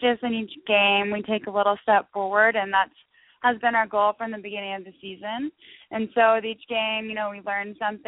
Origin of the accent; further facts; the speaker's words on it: Fairbanks, Alaska, United States; I grew up in Alaska and played here in my high school seasons